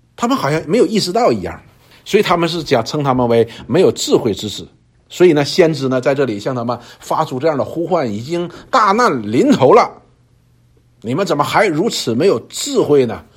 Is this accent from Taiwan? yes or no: no; China; 我们中国人